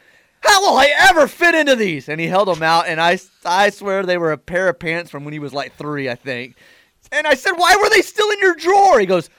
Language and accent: English; Texas, United States; moved away; I was born in the state.